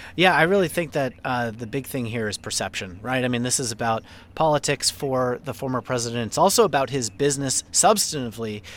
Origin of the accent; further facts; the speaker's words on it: New York City, New York, United States; anybody who's grown up in Queens, uh, yours truly